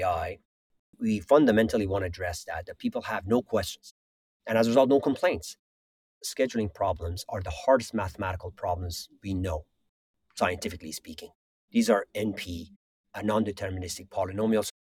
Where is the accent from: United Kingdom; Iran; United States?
Iran; moved away; I grew up in Iran, and I was there for the 8 years of Iran-Iraq war.